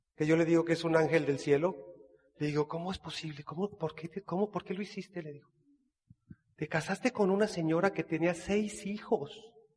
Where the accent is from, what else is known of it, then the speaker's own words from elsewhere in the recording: Guadalajara, Jalisco, Mexico; moved away as an adult; now in Cancún, Mexico; Soy de Guadalajara, Jalisco